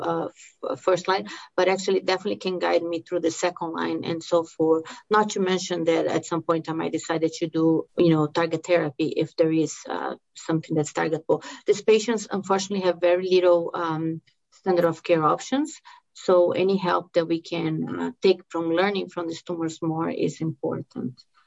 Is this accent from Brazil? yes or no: yes; Brazil; English is a second language; moved away as an adult; also born or lived in Miami, United States / Los Angeles, United States / Tampa, United States / New Mexico, United States; now in Salt Lake City, United States; the accent that you're hearing is because I uh, I'm from Brazil. I came to US after um, med school